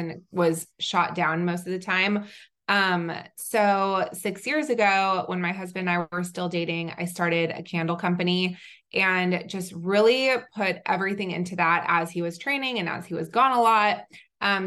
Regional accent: Southern California, United States; also born or lived in Israel / North Carolina; I am originally from Israel. I grew up mostly in Southern California

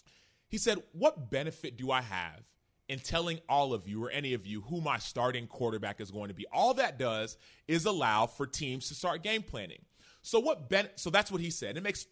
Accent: Dallas, Texas, United States; Even the Cowboys faithful. I grew up in Dallas, right?

